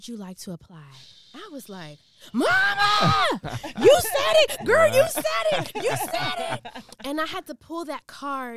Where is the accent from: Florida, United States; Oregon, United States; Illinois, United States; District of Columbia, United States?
District of Columbia, United States; Washington; I grew up in D.C.